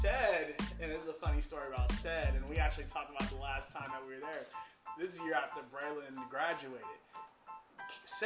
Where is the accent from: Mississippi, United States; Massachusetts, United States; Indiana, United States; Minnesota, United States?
Indiana, United States; now in Utah, United States; I'm from Indiana, and we're all from Indiana